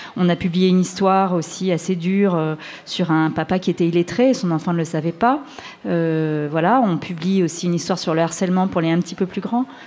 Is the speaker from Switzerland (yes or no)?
no; France; chez nous en France